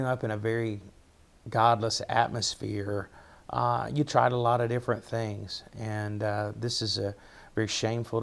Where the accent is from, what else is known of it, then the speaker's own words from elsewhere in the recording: Dante, Virginia, United States; accent: Appalachian; also born or lived in Washington County, Virginia; I'm from Russell County, Virginia, which is probably closer to Kentucky. I grew up there.